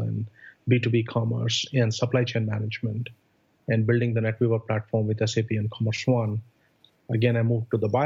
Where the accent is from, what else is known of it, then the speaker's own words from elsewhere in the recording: India; moved away as an adult; also born or lived in Austin, Texas / Silicon Valley; now in United States; I came from India to go to grad school here